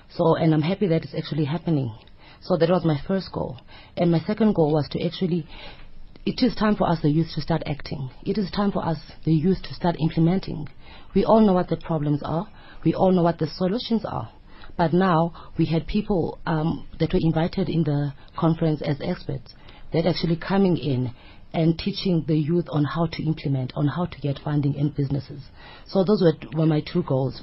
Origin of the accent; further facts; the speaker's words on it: Eastern Cape, South Africa; now in Johannesburg, South Africa; originally from the Eastern Cape